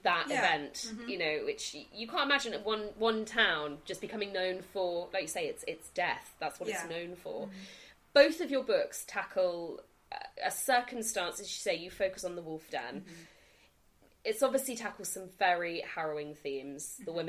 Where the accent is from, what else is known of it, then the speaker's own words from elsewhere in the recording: Dorchester, South West England, United Kingdom; I grew up in Dorchester